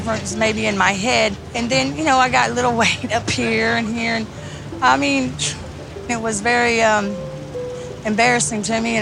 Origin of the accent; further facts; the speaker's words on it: United States; I'm American